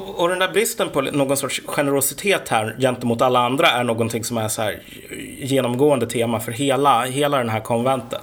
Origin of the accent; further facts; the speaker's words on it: Sweden; also born or lived in Uppsala; vi svenskar